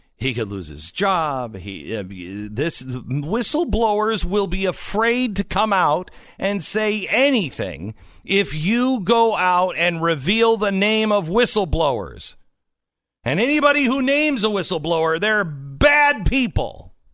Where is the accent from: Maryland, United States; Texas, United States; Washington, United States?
Washington, United States; Seattle; moved away; it's my hometown-ish